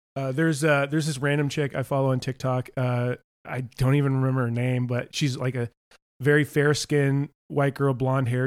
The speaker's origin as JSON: {"language": "English", "town": "Topanga", "region": "California", "country": "United States", "tie": "born or raised there", "said": "I grew up in Topanga Canyon"}